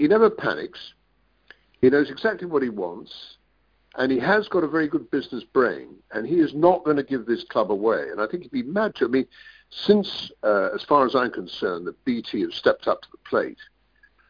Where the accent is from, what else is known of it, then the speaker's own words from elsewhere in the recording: London, United Kingdom; I'm a Londoner